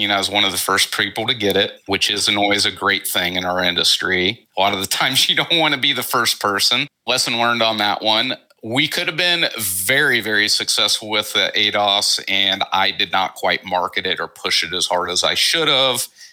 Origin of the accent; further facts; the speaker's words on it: Cincinnati, Ohio, United States; I'm originally from Cincinnati, which is about a 30-minute drive